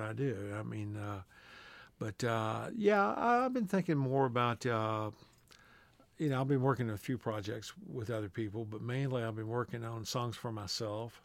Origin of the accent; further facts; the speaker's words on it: Texas, United States; we're both from Texas